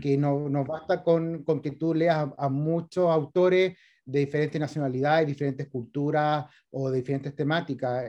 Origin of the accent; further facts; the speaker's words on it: Valparaíso, Chile; moved away as an adult; now in Viña del Mar, Chile; nací el 81 en Valparaíso y después me cambié para Viña, así que en realidad soy más porteño, pero está bien, como escritor viña marino porque vivo hace rato en Viña, pero, pero yo me eduqué y todo en Valparaíso.